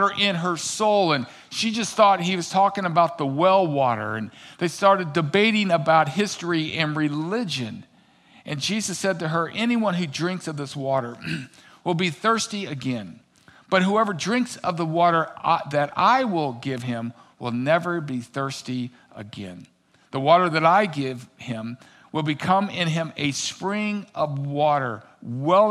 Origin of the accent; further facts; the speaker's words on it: Missouri, United States; now in Minnesota, United States; growing up in Missouri, I knew about the Mississippi